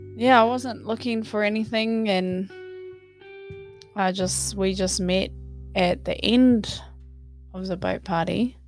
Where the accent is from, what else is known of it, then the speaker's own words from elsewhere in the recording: Hamilton, Waikato, New Zealand; moved away as an adult; also born or lived in Wellington, New Zealand; now in Australia; I was born in Wellington, New Zealand grew up in Hamilton and stayed there until I moved here in about oh about four years ago